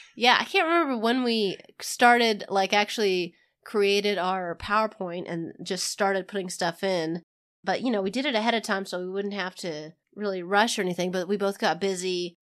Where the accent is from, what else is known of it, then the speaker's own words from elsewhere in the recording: Kansas, United States; I'm from Kansas